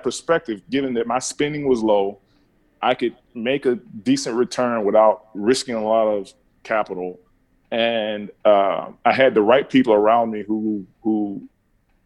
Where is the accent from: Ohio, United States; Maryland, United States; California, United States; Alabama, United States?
Alabama, United States; I grew up in Keldon, Alabama